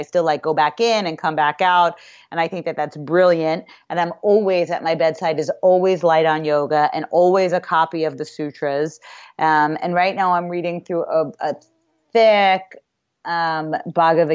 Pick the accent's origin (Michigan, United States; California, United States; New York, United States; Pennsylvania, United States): New York, United States; New York City; moved away; I grew up in New York City